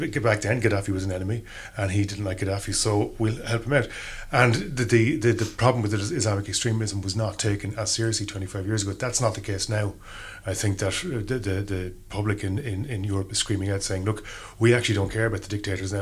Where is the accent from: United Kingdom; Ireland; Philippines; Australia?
Ireland; growing up in Ireland in the 80s